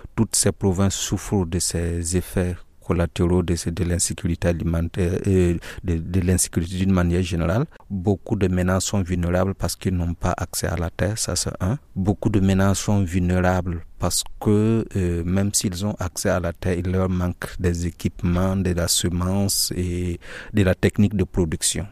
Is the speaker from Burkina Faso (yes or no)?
yes; Burkina Faso; moved away as an adult; now in Mao, Chad; je viens du Burkina